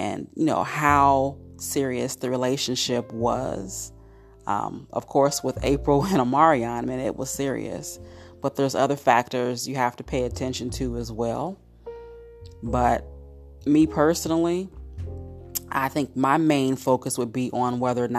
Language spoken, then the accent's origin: English; Cincinnati, Ohio, United States; my hometown of Cincinnati, Ohio